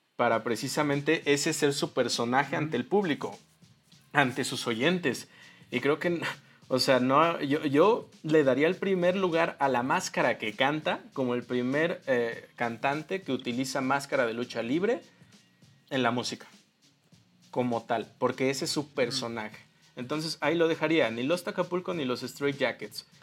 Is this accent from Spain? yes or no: no; Mexico; aquí como mexicanos 100% eh, este, creces teniendo en tu ADN la lucha libre